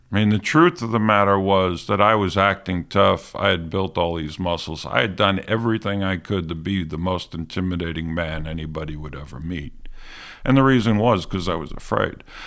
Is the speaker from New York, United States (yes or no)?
yes; New York City, New York, United States; accent: New York; moved away as an adult; also born or lived in Alabama; I grew up in New York City, fifties and sixties.